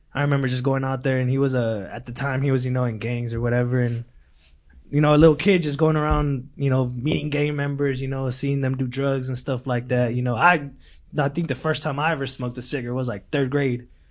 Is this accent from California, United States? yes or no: yes; Lindsay, California, United States; English is a second language; also born or lived in Mexico; now in Bakersfield, United States; back in Lindsay, that's my hometown